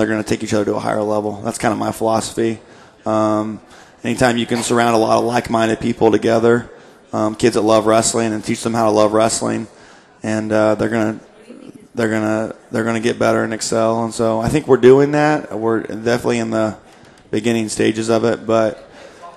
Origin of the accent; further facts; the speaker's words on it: Indianapolis, Indiana, United States; now in Fort Wayne, United States; I'm from Indy